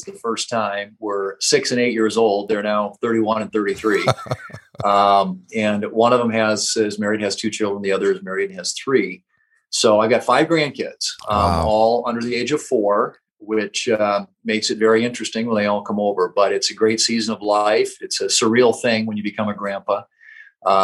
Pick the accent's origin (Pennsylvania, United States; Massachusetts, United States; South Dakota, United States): South Dakota, United States; Murdo; I grew up in Murdo, which is on Interstate 90, about a little more than 200 miles west of here, west of Sioux Falls